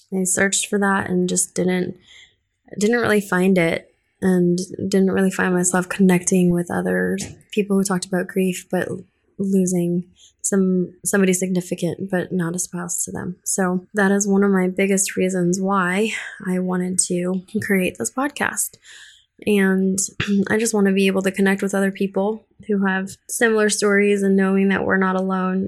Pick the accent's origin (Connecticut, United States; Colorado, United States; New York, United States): Colorado, United States; English is a second language; moved away as an adult; also born or lived in Philippines; now in Houston, United States; I was originally born in the Philippines. My sisters and I were all born there. We moved to Colorado when I was eight and then didn't speak any English when we first moved to Colorado.